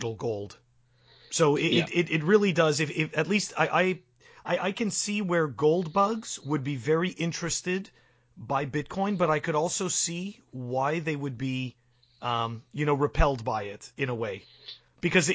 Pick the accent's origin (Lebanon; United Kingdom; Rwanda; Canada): Canada; now in United States; I'm a Canadian citizen living in the U.S.